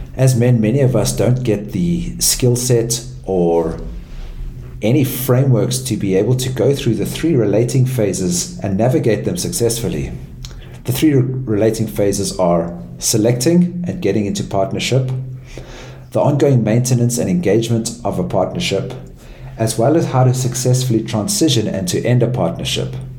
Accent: South Africa; growing up in South Africa

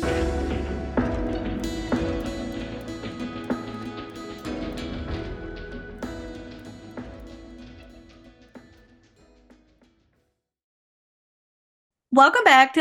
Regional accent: Canada; I am a Canadian social worker

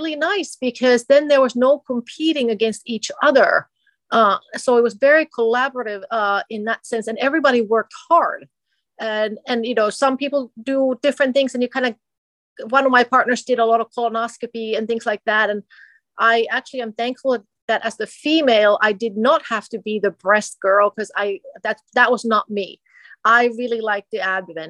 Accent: Finland; moved away as an adult; also born or lived in Minnesota, United States; now in United States; I'm originally from Finland. I came to America as an exchange student in high school

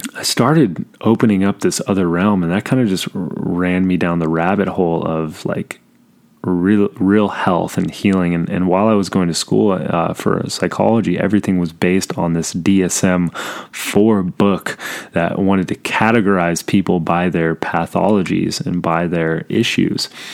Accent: Southern California, United States; I was born in Southern California

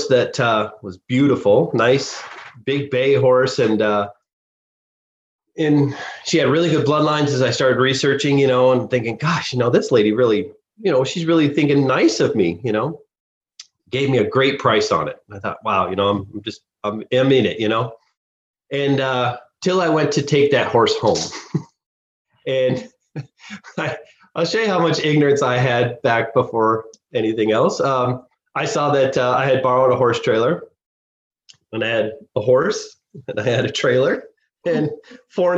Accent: Rocky Mountain National Park, Colorado, United States; growing up around Rocky Mountain National Park

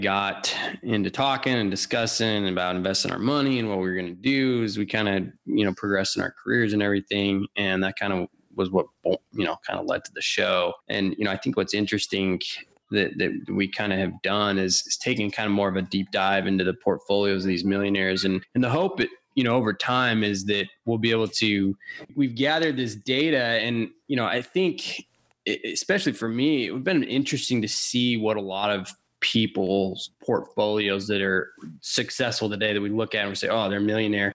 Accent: Washington, United States; also born or lived in Texas; I grew up in Washington.

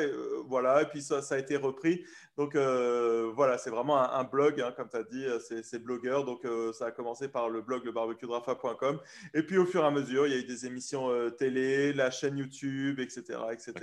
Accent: France; nous, en tant que bon français

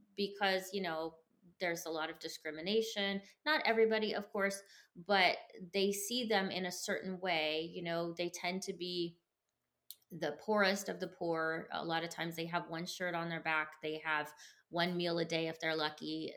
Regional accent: United States; I grew up somewhat poor in America

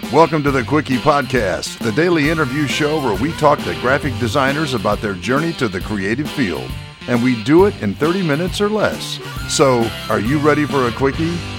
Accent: Netherlands; moved away as an adult; now in Los Angeles, United States; I'm a designer from the Netherlands. I'm now working in Los Angeles

